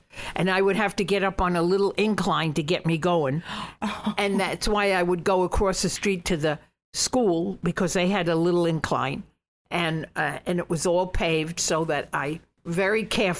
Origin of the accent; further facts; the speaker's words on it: Bergen County, New Jersey, United States; also born or lived in Brooklyn, New York; I was born in Brooklyn. But I was raised in Bergen County, New Jersey.